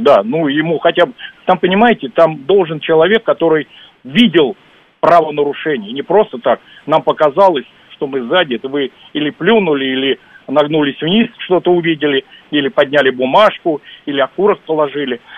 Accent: Moscow, Russia; мы любим москвичи свой город

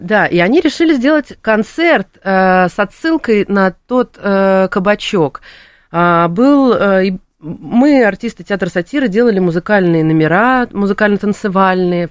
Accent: Saint Petersburg, Russia; я сама из Санкт-Петербурга

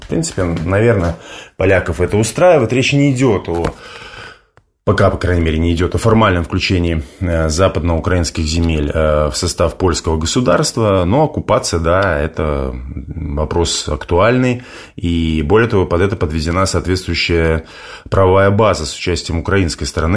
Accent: Belarus; я белорус

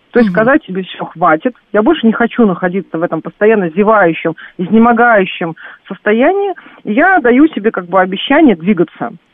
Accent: Saint Petersburg, Russia; я сама родилась в Санкт-Петербурге

